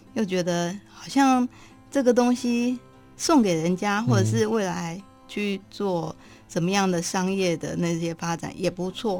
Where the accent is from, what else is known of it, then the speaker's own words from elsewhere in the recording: Daxi, Taoyuan, Taiwan; 我老家在大溪